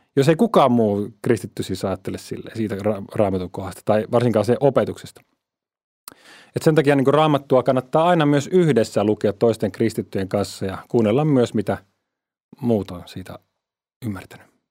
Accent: Finland; meillä Suomessa

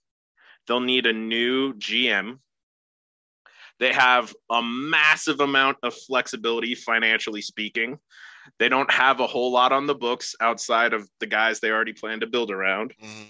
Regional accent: Oregon, United States; I'm from Oregon.

